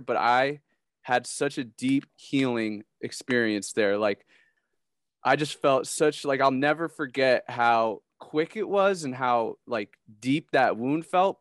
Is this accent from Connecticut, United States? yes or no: yes; Connecticut, United States; moved away as an adult; now in Columbus, United States; I'm from Connecticut